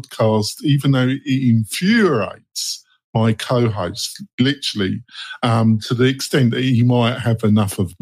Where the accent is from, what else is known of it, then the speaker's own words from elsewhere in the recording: England, United Kingdom; moved away as an adult; now in United States; I'm English. I've been living in America for 15 years and I'm a joint citizen